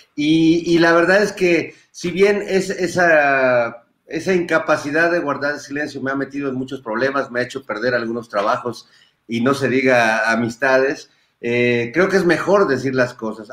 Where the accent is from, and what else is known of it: Mexico